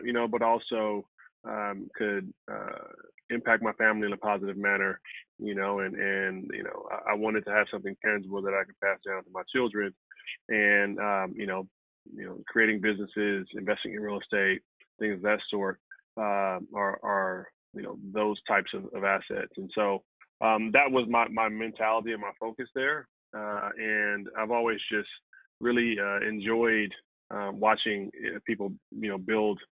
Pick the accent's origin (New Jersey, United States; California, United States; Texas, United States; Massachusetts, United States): California, United States; Compton; also born or lived in Stanford; I'm from Compton originally